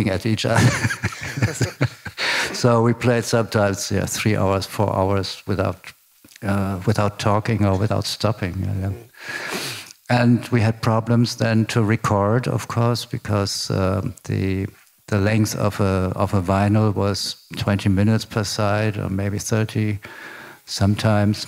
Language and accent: English; Berlin, Germany; I grew up in former West Berlin, in the western part of the city of Berlin.